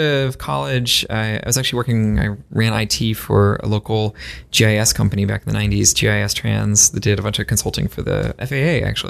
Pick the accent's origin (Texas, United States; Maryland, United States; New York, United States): Maryland, United States; I was growing up in Maryland. The summers are really hot.